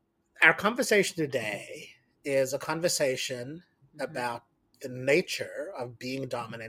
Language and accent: English; South Africa; So, I grew up in South Africa